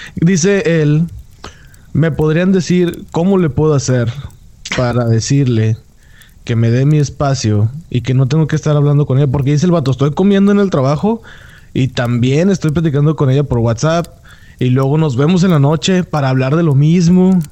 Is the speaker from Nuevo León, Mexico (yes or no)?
yes; Monterrey, Nuevo León, Mexico; moved away as an adult; also born or lived in Mexico City